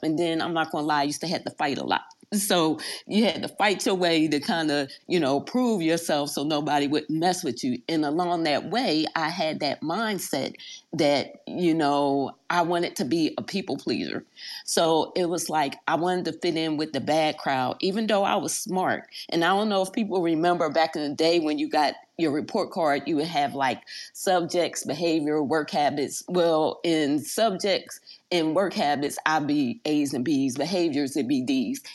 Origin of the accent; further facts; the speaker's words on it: Philadelphia, Pennsylvania, United States; moved away as an adult; I was raised in South Philly, but also moved to Germantown.